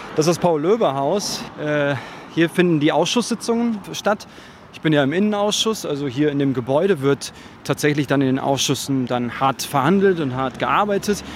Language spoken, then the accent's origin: German; Berlin, Germany; zwei starke Personen, die die ja aus diesem Bezirk kommen